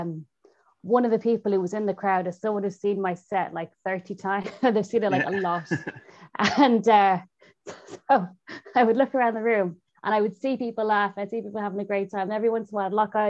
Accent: Ireland; as an Irish person.

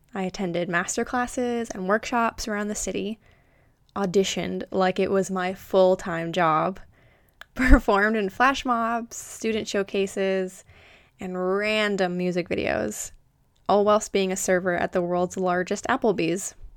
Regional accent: Florida, United States; moved away as an adult; also born or lived in New York City; now in England; I'm originally from Florida and now reside in England with my wonderful husband.

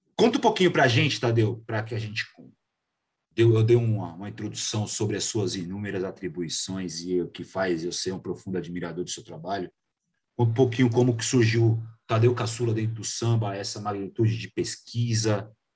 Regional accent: São Paulo, Brazil; eu como paulista

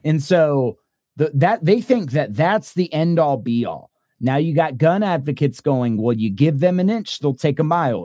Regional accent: Texas, United States; We're Texans

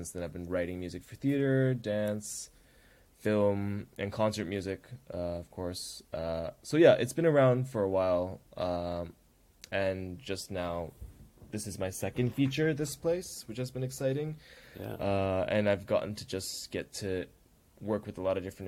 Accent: Toronto, Ontario, Canada; We were both born and raised in Scarborough, Toronto, and what it was like being Tamil kids there.

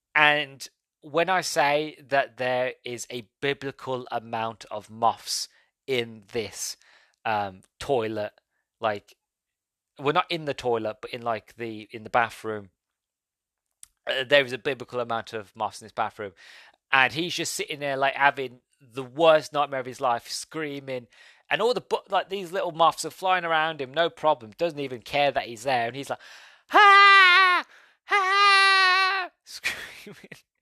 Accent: United Kingdom; being British

